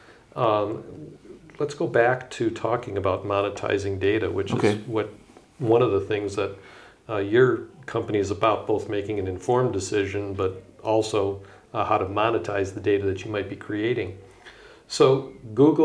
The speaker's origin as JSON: {"language": "English", "region": "Michigan", "country": "United States", "said": "I'm from Michigan."}